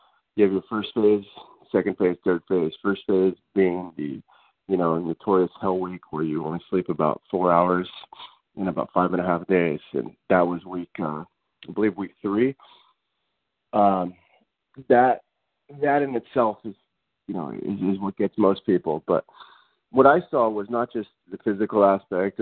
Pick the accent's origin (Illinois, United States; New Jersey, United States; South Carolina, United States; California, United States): California, United States; Los Angeles; I grew up in the Los Angeles area